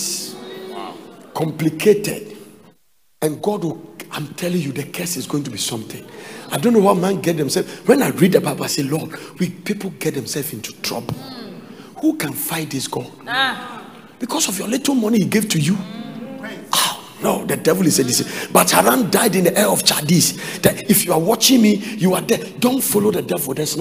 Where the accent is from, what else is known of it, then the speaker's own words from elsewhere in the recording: Ghana; I am from a chieftaincy family. I am from Adonte. That is where I'm coming